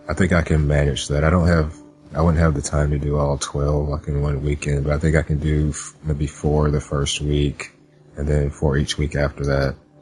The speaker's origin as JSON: {"language": "English", "town": "Jackson", "region": "Mississippi", "country": "United States", "tie": "born or raised there", "moved": "yes", "said": "I'm going back to my hometown to visit"}